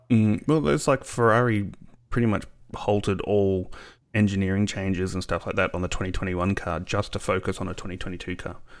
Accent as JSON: {"language": "English", "country": "Australia", "said": "being an Aussie"}